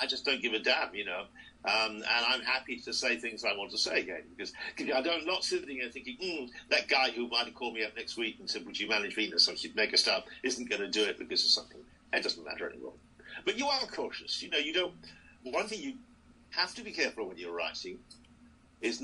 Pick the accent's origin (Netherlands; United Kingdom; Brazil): United Kingdom; I'm very British. You see, British, not like Americans